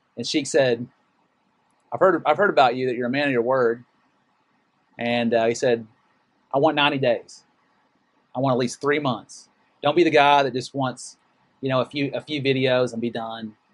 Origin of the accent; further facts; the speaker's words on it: Amarillo, Texas, United States; moved away as an adult; my hometown Amarillo